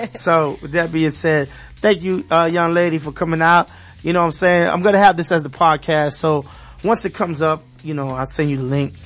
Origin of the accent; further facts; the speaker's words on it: New York City, New York, United States; now in South Florida, United States; I'm from Brooklyn, East New York.